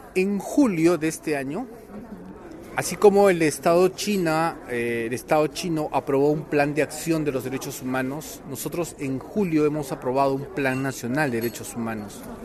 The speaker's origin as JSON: {"language": "Spanish", "country": "Peru", "said": "en mi país"}